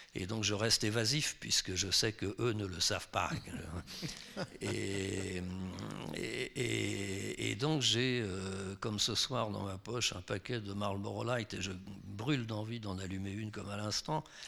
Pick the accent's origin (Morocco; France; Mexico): France; je suis français